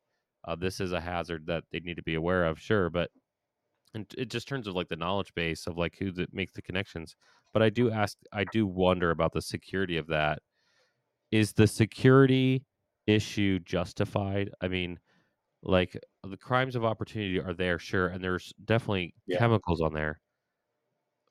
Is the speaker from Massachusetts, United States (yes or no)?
no; Ohio, United States; I'm from Ohio